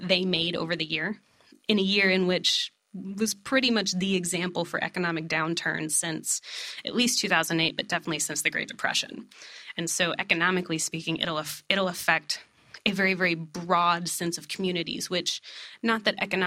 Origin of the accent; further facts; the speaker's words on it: East Texas, United States; I'm from East Texas.